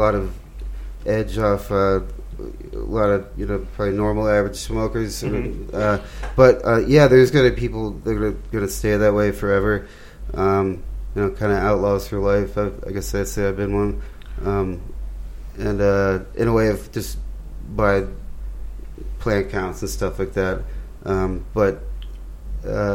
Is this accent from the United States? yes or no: yes; Western Massachusetts, United States; I'm from Western Mass.